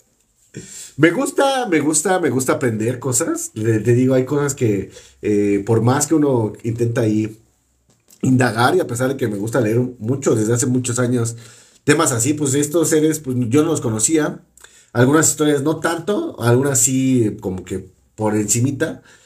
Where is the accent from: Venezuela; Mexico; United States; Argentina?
Mexico; Aquí en México